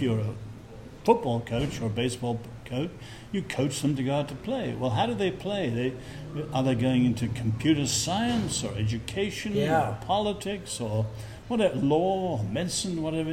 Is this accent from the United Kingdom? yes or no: yes; England, United Kingdom; as an Englishman